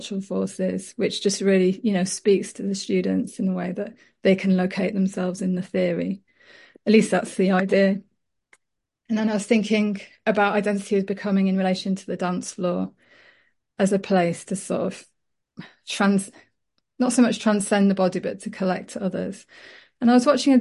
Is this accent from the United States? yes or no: no; Leeds, Yorkshire and the Humber, United Kingdom; I was brought up in Leeds and my mum is French, my dad's Welsh, and so I wasn't part of sort of a Yorkshire community